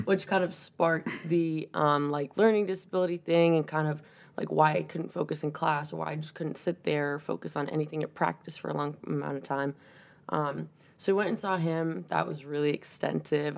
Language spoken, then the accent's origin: English; 40 minutes south of Boston, Massachusetts, United States; moved away as an adult; now in Maine, United States; I'm from Mass, uh, just about 40 minutes south of Boston